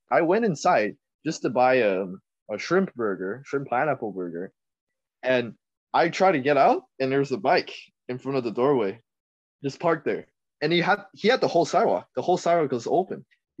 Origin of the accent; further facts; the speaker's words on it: Taiwan; now in Canada; If you say, if I were to go back to Taiwan and study, hell nah.